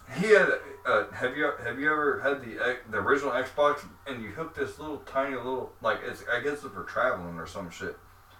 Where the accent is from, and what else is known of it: St. Louis, Missouri, United States; also born or lived in Kentucky